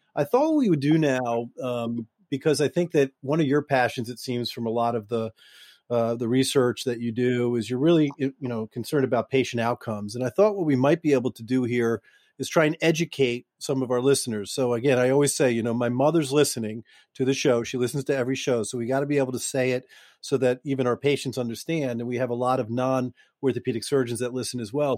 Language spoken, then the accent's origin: English; Boston, Massachusetts, United States; I'm from Boston